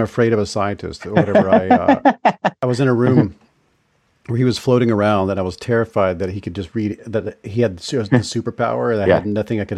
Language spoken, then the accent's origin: English; Mississippi, United States; I grew up in the Deep South, I grew up in Mississippi